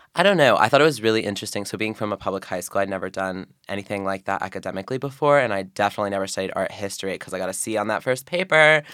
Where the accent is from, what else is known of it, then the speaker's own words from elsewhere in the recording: Oregon, United States; moved away as an adult; now in Philadelphia, United States; so I'm from Oregon.